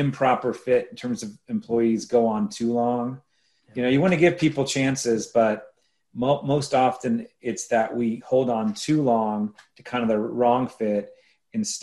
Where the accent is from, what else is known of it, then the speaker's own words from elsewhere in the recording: State College, Pennsylvania, United States; Penn State's the large university in my hometown